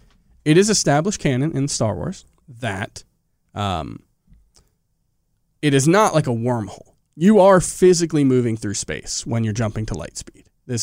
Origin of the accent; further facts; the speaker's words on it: Scotland, United Kingdom; But I am also Scottish.